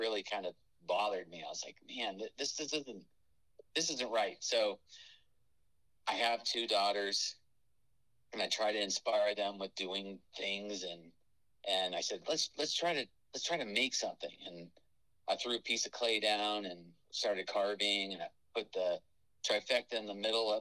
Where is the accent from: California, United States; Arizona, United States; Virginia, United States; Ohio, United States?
California, United States; Los Angeles; moved away; also born or lived in Burbank; I grew up in North Hollywood or Burbank, and for a period of time until I was about 14 or so